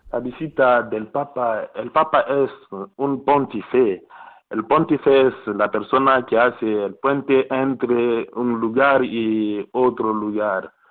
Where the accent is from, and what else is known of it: DR Congo; Spanish is a second language; moved away